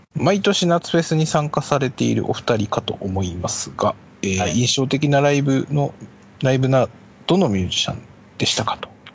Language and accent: Japanese; Ibaraki, Japan; 地元茨城